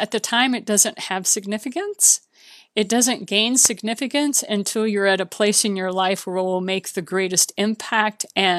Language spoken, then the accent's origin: English; Japan; also born or lived in Bahamas; much closer to what I grew up with in Japan and the Bahamas than what I experienced when my dad retired to southern Missouri